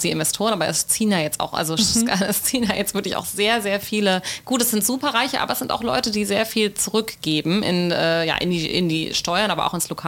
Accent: Ålesund, Møre og Romsdal, Norway; Ålesund, wo ich herkomme, Hemsedal, wo die Hütte steht, Numedal, wo mein Mann äh, einen Bauernhof hat

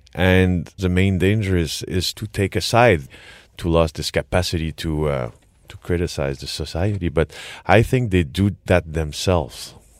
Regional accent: Quebec, Canada; accent: French Quebec, Canadian; English is a second language; my French Quebec, Canadian, English accent

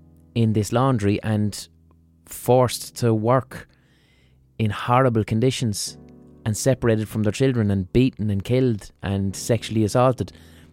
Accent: Ireland; that's what laundry means to me as an Irish person

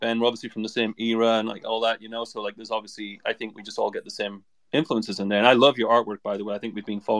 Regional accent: England, United Kingdom; growing up in England, you know?

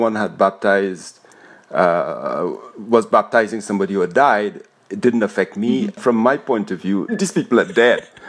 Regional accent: Trinidad & Tobago; I was born in Trinidad.

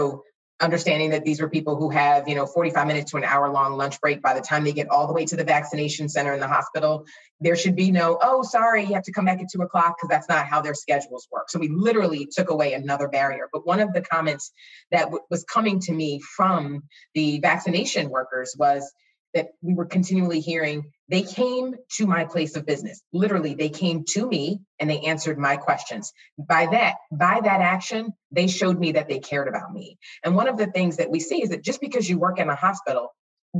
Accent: Philadelphia, Pennsylvania, United States; I grew up in Philly

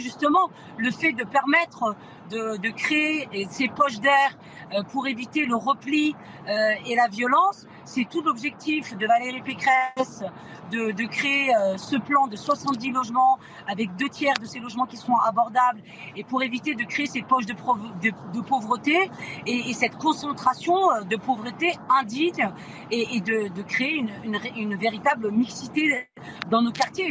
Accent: Seine-Saint-Denis, Île-de-France, France; j'ai grandi en Seine-Saint-Denis dans les quartiers

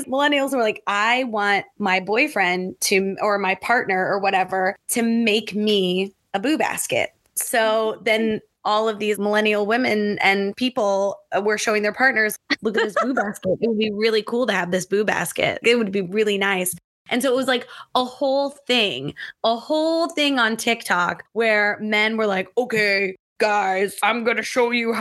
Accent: Midwest, United States; now in Japan; I'm from the Midwest

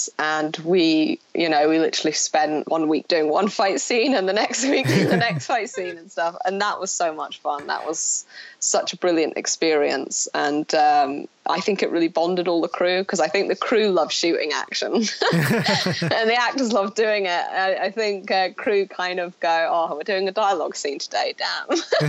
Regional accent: Scotland, United Kingdom; accent: Scottish; No. I mean, it is my native accent, my Scottish accent. And then when I went to drama school, they made you talk with an English accent. I can switch into my Scottish accent pretty easily.

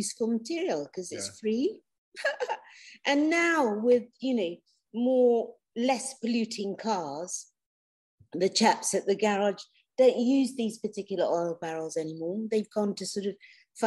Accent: Rivers State, Nigeria; now in United Kingdom; I was born in the River State in Nigeria.

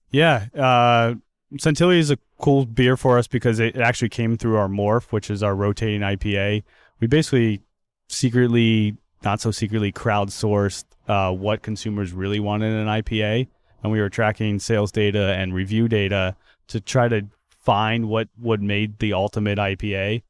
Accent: outside of Philadelphia, Pennsylvania, United States; now in Everett, United States; I grew up outside of Philadelphia.

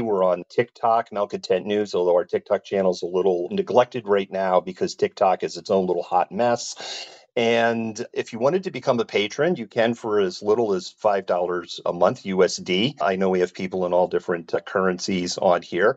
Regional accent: United States; I'm from the United States.

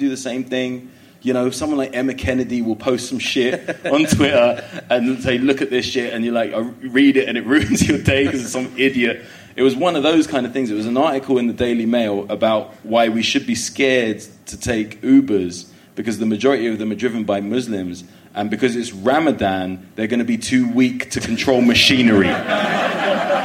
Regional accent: London, United Kingdom; I was born in Willesden

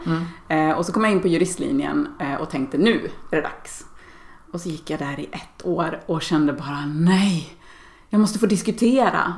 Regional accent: Dalarna County, Sweden; Jag är uppväxt i Dalarna och, och bor där igen på min barndomsö

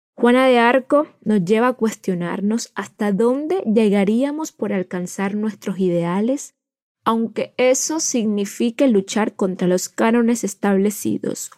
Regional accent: Santo Tomás, Atlántico, Colombia; Vengo de un pueblo, Santo Tomás Atlántico, conocido como el pulmón verde del Atlántico

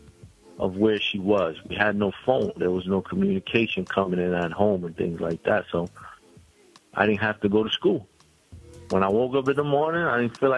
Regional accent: New York City, New York, United States; I'm from Brownsville, Brooklyn. I'm from the Marcus Garvey Village in Brownsville, Brooklyn. That's a housing complex

